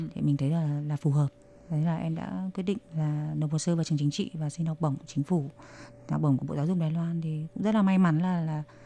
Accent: Vietnam; first language Vietnamese; moved away as an adult; also born or lived in Nha Trang; now in China; bọn em sang đây mình là sinh viên nước ngoài rồi tiếng việt của mình là tiếng mẹ đẻ

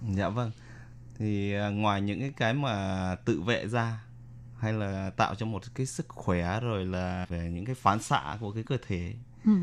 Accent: Vietnam; now in Taiwan; những người con Việt Nam mà xa quê hương mình

